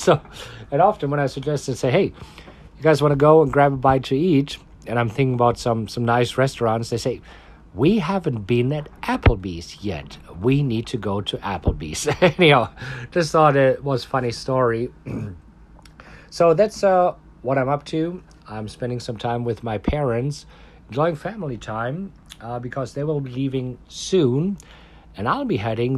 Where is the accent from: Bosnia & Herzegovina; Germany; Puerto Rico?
Germany; now in Austin, United States; I am from Germany, and my parents still live in Germany